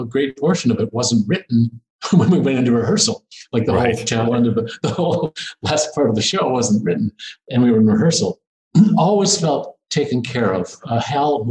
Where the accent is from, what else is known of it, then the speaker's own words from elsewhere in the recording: Wisconsin, United States; moved away; I'm this kid from Wisconsin